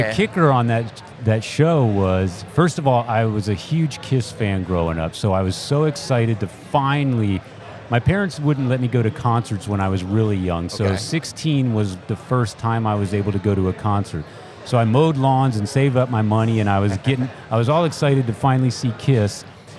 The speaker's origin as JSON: {"language": "English", "town": "San Antonio", "region": "Texas", "country": "United States", "tie": "born or raised there", "lives_now": "Austin, United States", "said": "been in Austin for like 28 years, but prior to that, in my formative years, as a teenager, mm-hmm. I was growing up in San Antonio"}